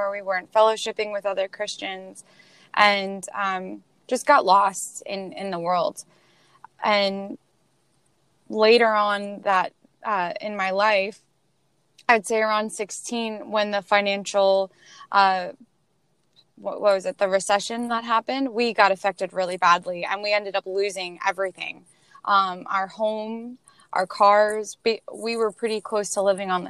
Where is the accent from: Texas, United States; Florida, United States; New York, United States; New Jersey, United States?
New York, United States; Queens; We are originally from Queens, New York. And uh, we moved to Pennsylvania